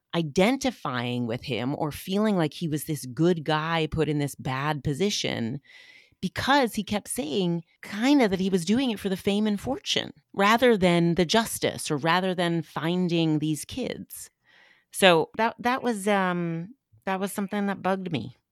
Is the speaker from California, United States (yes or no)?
no; New Hampshire, United States; I was raised by hippies in New Hampshire